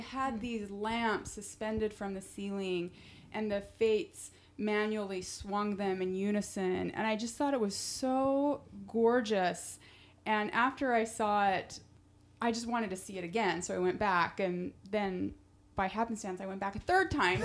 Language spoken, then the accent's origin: English; Centerville, Utah, United States; now in New York City, United States; am from Centerville, Utah